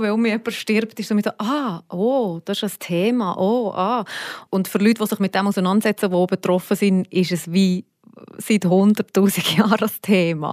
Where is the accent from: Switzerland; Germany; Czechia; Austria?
Switzerland; hier bei uns in der Schweiz